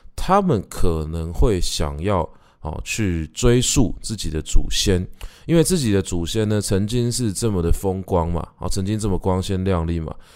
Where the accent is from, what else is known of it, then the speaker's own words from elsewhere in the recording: Taipei, Taiwan; 我们家是从早年的时候在大稻埕发鸡，然后开始卖米啊、卖布啊，然后慢慢地壮大自己的产业，然后再一路沿着延平北路搬到我，我的老家，就是社子，社子岛